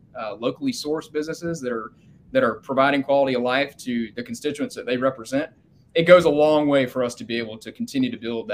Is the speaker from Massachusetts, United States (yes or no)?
no; Sumter, South Carolina, United States; my hometown of Sumter